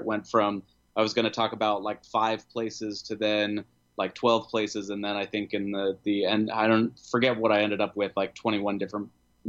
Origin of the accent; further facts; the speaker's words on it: San Jose, California, United States; me growing up near the Winchester Mystery House in San Jose, California.